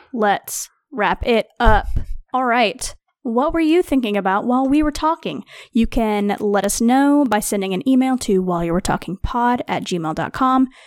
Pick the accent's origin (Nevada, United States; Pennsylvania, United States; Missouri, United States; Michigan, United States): Missouri, United States; I am from Missouri, which is just south